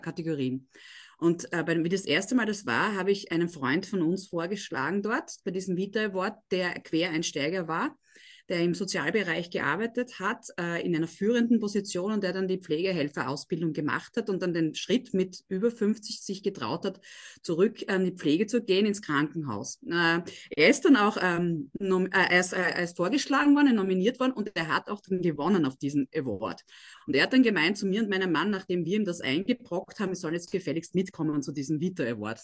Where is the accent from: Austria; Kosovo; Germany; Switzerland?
Austria; Graz, Styria; Christoph und ich, wir sind beide aus Graz